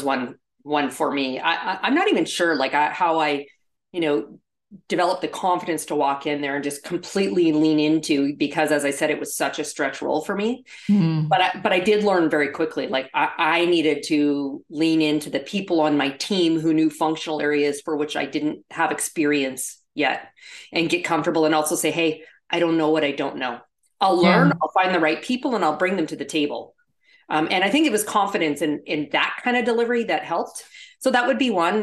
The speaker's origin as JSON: {"language": "English", "country": "Canada", "also_born_or_lived": "Toronto / New York", "moved": "as an adult", "said": "I'm actually originally from Canada. And so I had a residence in Toronto, but worked in New York, and would go back and forth"}